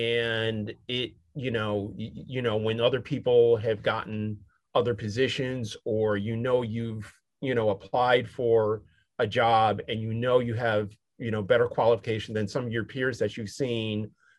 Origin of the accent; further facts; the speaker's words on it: Syracuse, New York, United States; My dad was a minister, and I grew up in Syracuse, New York, and which is predominantly white, and pretty much rural except for the university that was, you know, Syracuse University there.